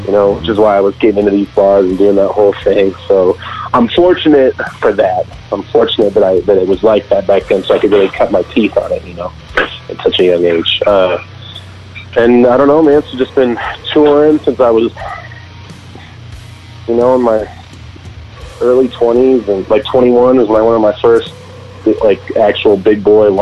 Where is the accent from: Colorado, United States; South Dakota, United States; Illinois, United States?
Colorado, United States; Denver; I was born and raised in Colorado, in Denver.